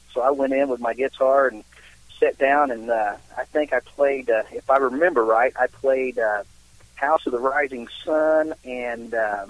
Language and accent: English; Nancy, Kentucky, United States; my brother and I, he's the other part of the founding member of this band, and we grew up down in Somerset, Kentucky, just outside of Somerset, a little town called Nancy.